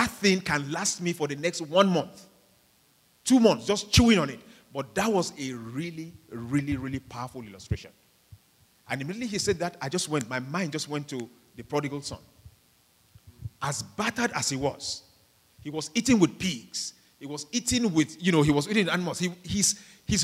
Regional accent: Nigeria; moved away; majority of us here, you know, are from, you know, third world countries, we're from Nigeria

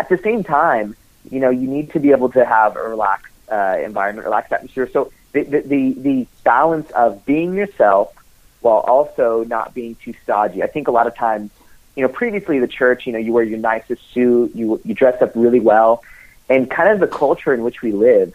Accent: United States; as an American

